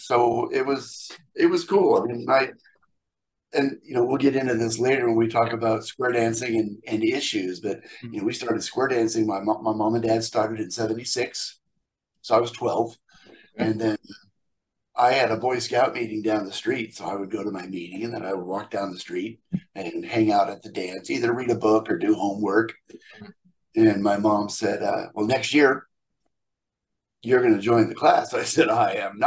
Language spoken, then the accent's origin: English; San Diego, California, United States; also born or lived in Yokosuka, Japan; now in Menifee, United States; I was in San Diego until I retired from daytime work in 07.